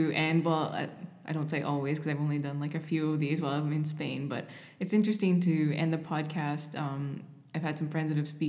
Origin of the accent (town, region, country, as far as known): Canada